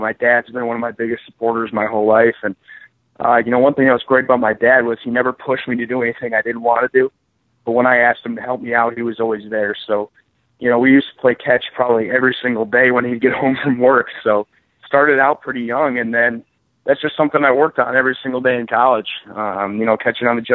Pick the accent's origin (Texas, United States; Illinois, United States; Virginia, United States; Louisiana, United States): Illinois, United States; Chicago; I'm from the Chicagoland area